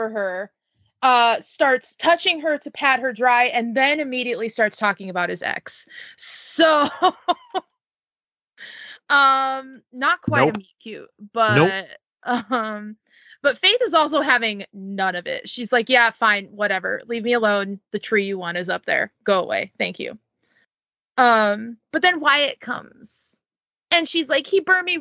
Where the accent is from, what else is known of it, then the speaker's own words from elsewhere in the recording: Iowa, United States; now in Minnesota, United States; Brody and I were raised in Missouri and Iowa respectively